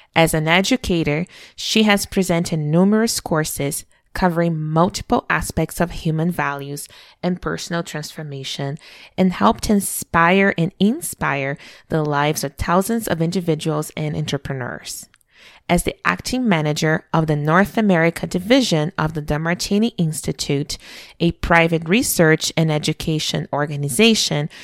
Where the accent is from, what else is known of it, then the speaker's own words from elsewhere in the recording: Brazil; moved away; growing up in Brazil